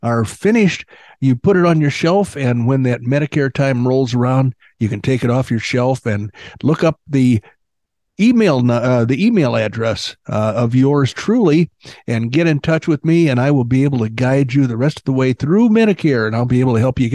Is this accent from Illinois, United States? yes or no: yes; Illinois, United States; where I grew up in Illinois